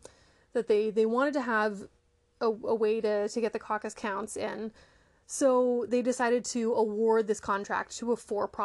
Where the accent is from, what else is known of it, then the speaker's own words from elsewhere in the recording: Canada; I am Canadian